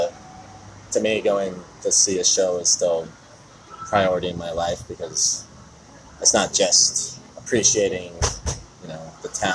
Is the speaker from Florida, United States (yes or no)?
yes; Naples, Florida, United States; moved away as an adult; also born or lived in Jacksonville, Florida / Fort Lauderdale, Florida / Miami, Florida; now in Charlotte, United States; I grew up in Naples, which really has nothing